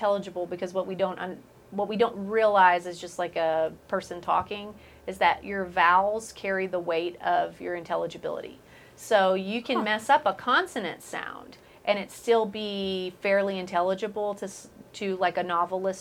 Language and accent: English; Waco, Texas, United States; I'm from Waco.